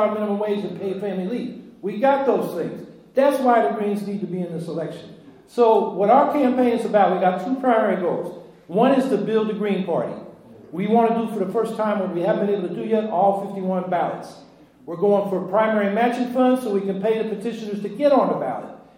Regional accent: Bay Area, California, United States; now in Syracuse, United States; in the Bay Area of California, where I came up

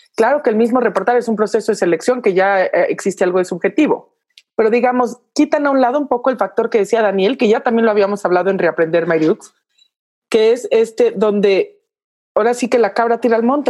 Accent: Mexico

